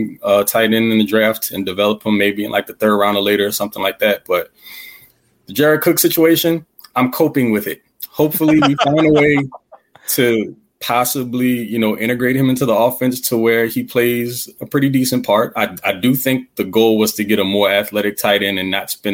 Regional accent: Louisiana, United States; I'm from Louisiana

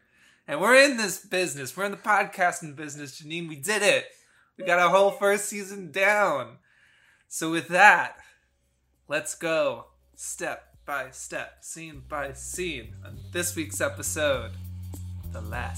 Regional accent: Long Island, New York, United States; we're both from Long Island. We speak with our hands.

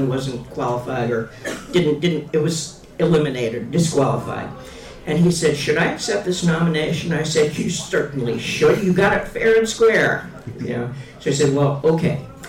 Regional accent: Massachusetts, United States; moved away as an adult; also born or lived in Kansas City area; I moved from Massachusetts to the Kansas City area

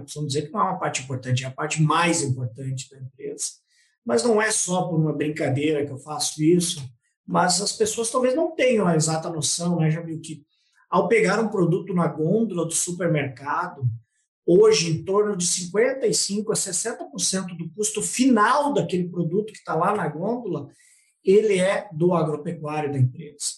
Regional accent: Passo Fundo, Rio Grande do Sul, Brazil; eu sou nascido em Passo Fundo, no Rio Grande do Sul

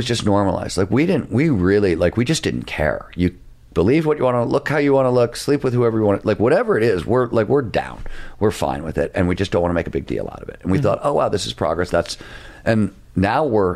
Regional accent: Midwest, United States; I come from the Midwest.

